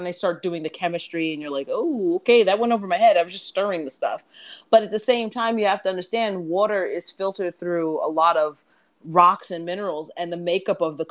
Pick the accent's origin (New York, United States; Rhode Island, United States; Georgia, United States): New York, United States; New York City; I'm a New Yorker.